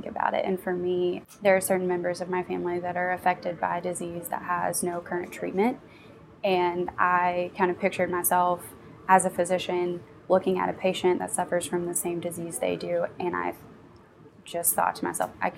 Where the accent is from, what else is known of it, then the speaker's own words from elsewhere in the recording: Kentucky, United States; I'm actually a product of Appalachia. I grew up in Greenham County, Kentucky, which is about 2.5 hours east of here in a very rural area